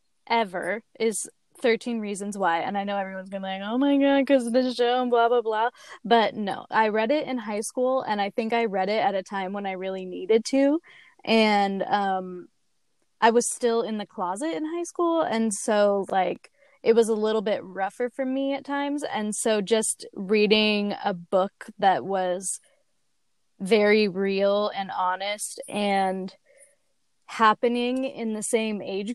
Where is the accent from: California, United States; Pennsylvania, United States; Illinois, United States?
California, United States; we're from California.